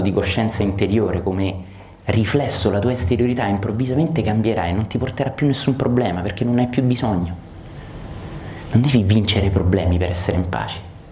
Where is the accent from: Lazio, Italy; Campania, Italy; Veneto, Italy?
Lazio, Italy; Rome; io che sono romano